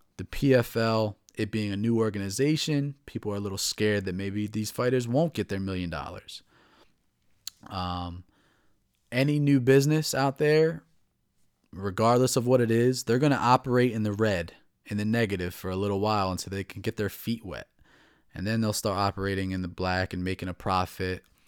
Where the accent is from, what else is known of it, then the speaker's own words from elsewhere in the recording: New Jersey, United States; moved away as an adult; now in Baltimore, United States; I'm from New Jersey. I moved to Baltimore, the Baltimore area, about four years ago